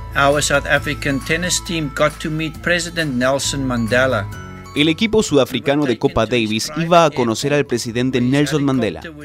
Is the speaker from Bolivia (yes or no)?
no; Burundi; now in United States; soy de Burundi